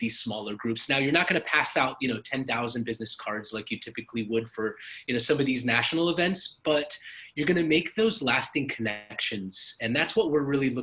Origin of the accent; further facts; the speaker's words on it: Mexico City, Mexico; now in Austin, United States; I grew up in Mexico City